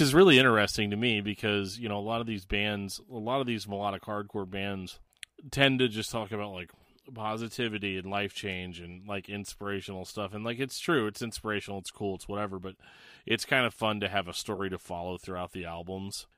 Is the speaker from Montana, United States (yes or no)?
no; Missouri, United States; moved away; my home state of Missouri